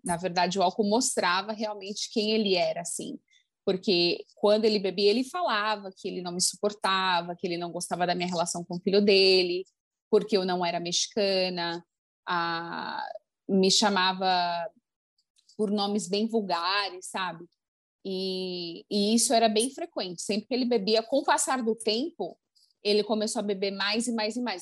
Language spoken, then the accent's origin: Portuguese; Brazil; now in United States; crescendo no Brasil